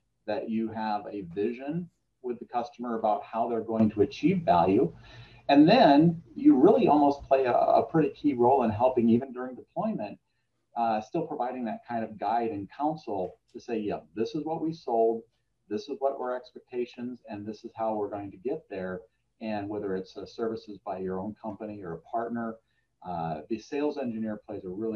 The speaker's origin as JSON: {"language": "English", "region": "Minnesota", "country": "United States", "also_born_or_lived": "Chicago area", "moved": "as an adult", "said": "we moved our family from the Chicago area back to Minnesota. Just for that same reason, get back closer to family"}